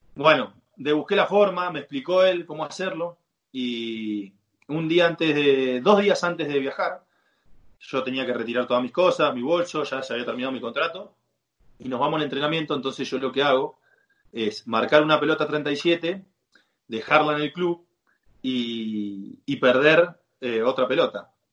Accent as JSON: {"language": "Spanish", "country": "Argentina", "moved": "as an adult", "lives_now": "Saudi Arabia", "said": "acá hay muchas costumbres que, en Argentina no tenemos"}